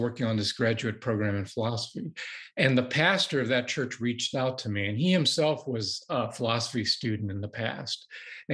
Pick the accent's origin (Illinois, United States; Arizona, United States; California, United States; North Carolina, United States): Illinois, United States; Moline; moved away as an adult; also born or lived in Chicago, Illinois / Madison, Wisconsin; now in Austin, United States; I was born in the Quad Cities in Moline, but I spent most of my adult life, raised my kids in the Chicago area